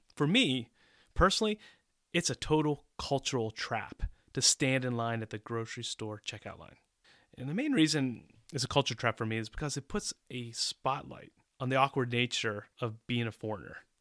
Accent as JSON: {"language": "English", "country": "United States", "tie": "born or raised there", "also_born_or_lived": "Central Europe", "moved": "as an adult", "said": "I grew up in the United States"}